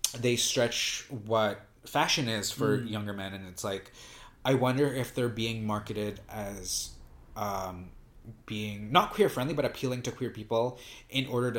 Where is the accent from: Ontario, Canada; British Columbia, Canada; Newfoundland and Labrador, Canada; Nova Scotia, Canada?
British Columbia, Canada; Vancouver; I'm from Vancouver, Canada